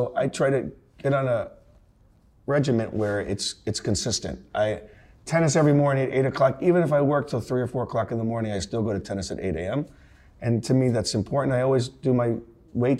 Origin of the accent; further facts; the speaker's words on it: Naples, Florida, United States; Naples, Florida. It's a retirement community. Most of my friends, sadly, have passed away because they were 90 years old when I grew up with them.